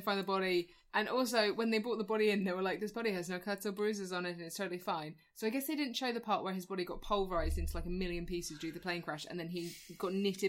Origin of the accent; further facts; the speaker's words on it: Surrey, South East England, United Kingdom; Also, having grown up in Surrey